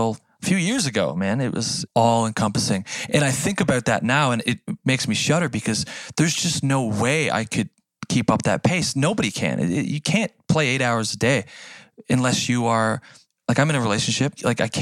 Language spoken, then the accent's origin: English; Canada; accent: Canadian; As a Canadian kid